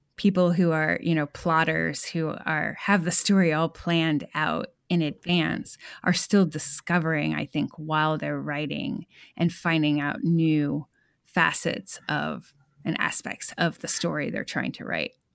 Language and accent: English; New England, United States; now in Texas, United States; I grew up in New England, and now I live in Texas